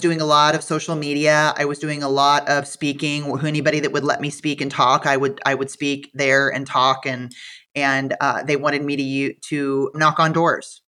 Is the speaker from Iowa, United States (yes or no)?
yes; Iowa, United States; moved away; I am from Iowa, so when I went to visit the corporate office in Fairfield, it absolutely felt like going home